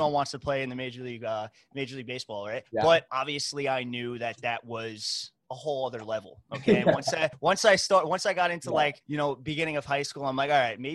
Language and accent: English; New York, United States; I was born and raised in New York